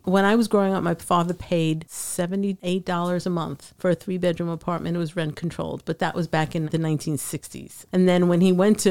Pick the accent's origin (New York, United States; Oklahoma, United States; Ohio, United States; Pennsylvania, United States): New York, United States; New York City; now in Trenton, United States; I'm from Brooklyn